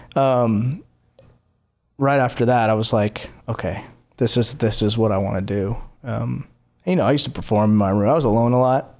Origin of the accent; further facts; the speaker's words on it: Clemmons, North Carolina, United States; moved away as an adult; also born or lived in Los Angeles, California; now in Nashville, United States; Was born and raised in North Carolina. Moved to L A for fifteen years